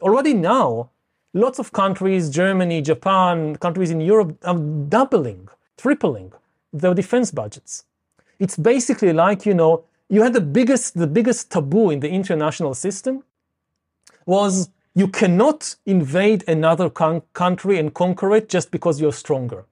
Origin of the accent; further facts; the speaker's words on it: Israel; I come from Israel.